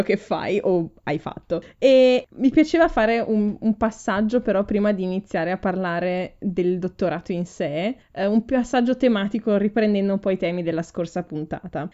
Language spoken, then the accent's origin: Italian; Ferrara, Emilia-Romagna, Italy; moved away as an adult; now in Munich, Germany; che vengo da Ferrara e vivo ormai a Monaco di Baviera da sette anni